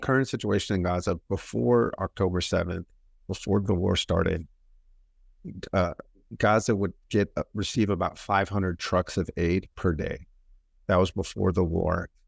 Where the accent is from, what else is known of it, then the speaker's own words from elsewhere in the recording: United States; I was born and raised in America